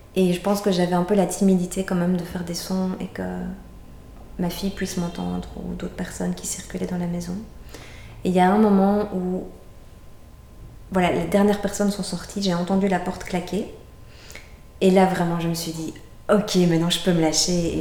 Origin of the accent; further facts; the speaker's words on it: Brussels, Brussels-Capital Region, Belgium; moved away as an adult; on est bruxellois, on avait quitté Bruxelles